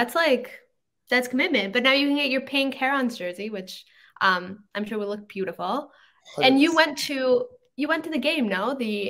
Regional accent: Mexico; I'm from Mexico

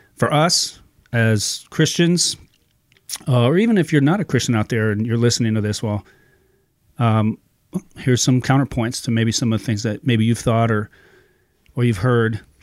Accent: Ohio, United States; moved away as an adult; also born or lived in California; now in Iowa, United States; I grew up in Ohio

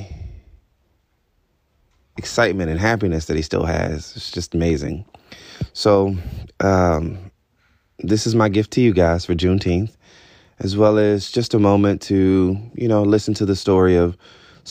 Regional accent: Albany, Georgia, United States; I was born in Albany, Georgia.

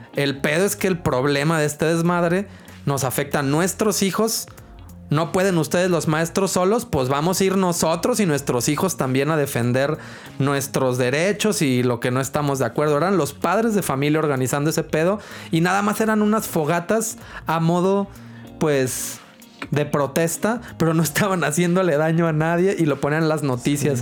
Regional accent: Guadalajara, Jalisco, Mexico; somos de Guadalajara

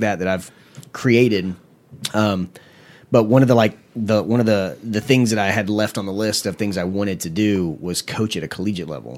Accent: Panama City, Florida, United States; I'm from Panama City, Florida.

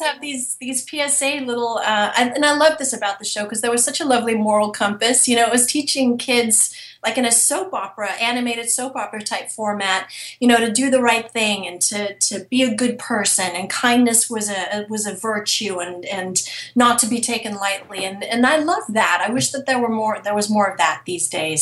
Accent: England, United Kingdom; accent: British; moved away; I'm originally from England, so I've been able to use my British accent for different projects

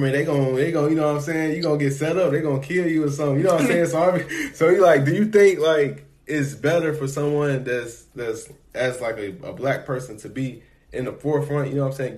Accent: Chicago, Illinois, United States; I'm from Chicago

